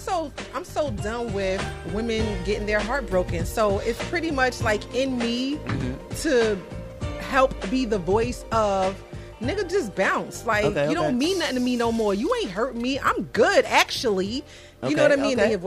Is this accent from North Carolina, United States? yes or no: no; New York City, New York, United States; I'm from Brooklyn.